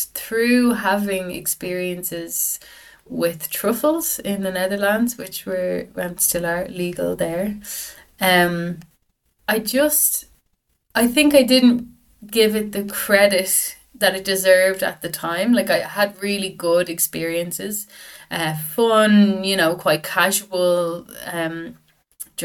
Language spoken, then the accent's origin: English; Dublin, Leinster, Ireland; I'm from Dublin. Grew up in Dublin, North Dublin